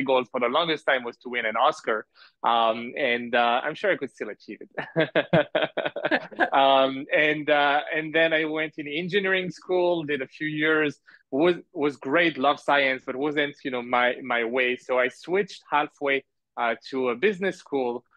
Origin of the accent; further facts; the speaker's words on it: France; moved away as an adult; also born or lived in Montreal, Canada / Canada; now in Malaysia; I was born in Canada in Montreal, my parents are from Algeria, and I grew up in France